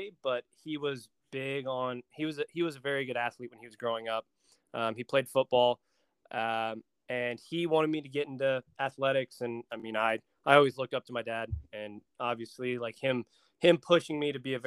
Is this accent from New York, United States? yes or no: no; Dallas, North Carolina, United States; also born or lived in Greenville, South Carolina; I was born in Greenville, South Carolina. I was born there, lived there for about 2 months, and then I grew up in Dallas, North Carolina